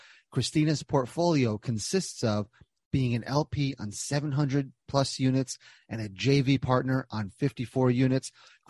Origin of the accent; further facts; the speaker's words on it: New Jersey, United States; I'm from Jersey.